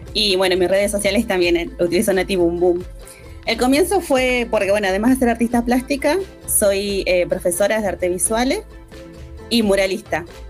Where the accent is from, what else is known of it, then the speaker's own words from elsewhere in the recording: Bariloche, Río Negro, Argentina; me crié en Mariloche